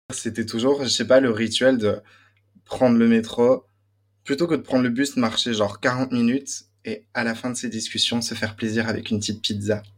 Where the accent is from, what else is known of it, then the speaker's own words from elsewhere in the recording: Belgium; accent: Belgian; moved away as an adult; now in Paris, France; je viens de Belgique. J'ai grandi dans une euh, famille euh, turque très croyante